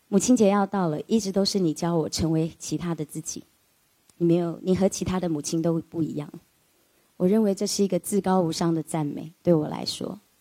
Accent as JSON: {"language": "Chinese", "country": "Taiwan", "tie": "born or raised there", "said": "我父亲是个军人，他从山东到了台湾"}